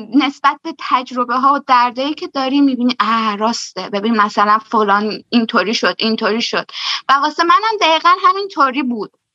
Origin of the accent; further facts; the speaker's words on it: Shahrekord, Chaharmahal and Bakhtiari, Iran; moved away as an adult; now in Germany; من برگشتم شهر کرد شهر خودمون و دقیقا من هفت ماه بعدش مهاجرت کردم به آلمان